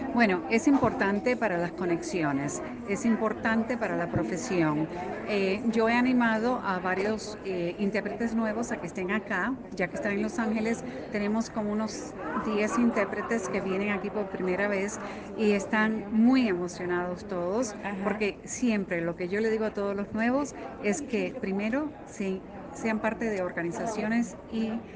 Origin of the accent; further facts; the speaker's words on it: Guatemala; soy de Guatemala